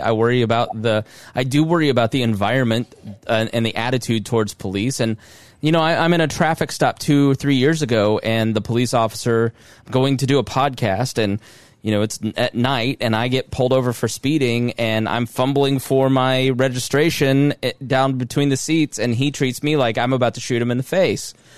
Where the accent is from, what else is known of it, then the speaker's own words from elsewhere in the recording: Plainfield, Indiana, United States; also born or lived in Southport, Indiana; the people of Plainfield, Indiana, my hometown, have, uh, an excessively abusive police force, which we did not growing up